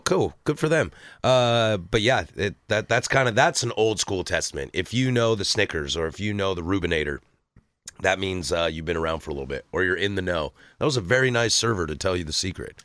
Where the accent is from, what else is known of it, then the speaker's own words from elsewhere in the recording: the Northwest, Pacific Northwest, United States; born and raised in the Northwest